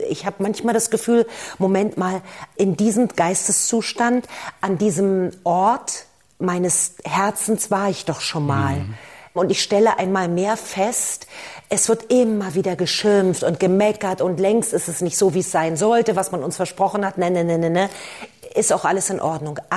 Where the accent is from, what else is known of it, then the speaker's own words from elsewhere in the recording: Berlin, Germany; Ich bin ja aus der ehemaligen äh, DDR, also ich bin in Ostberlin geboren